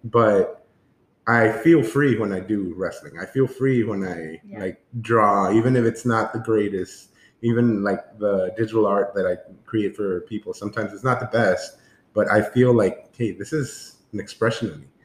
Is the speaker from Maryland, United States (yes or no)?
no; San Antonio, Texas, United States; we are from San Antonio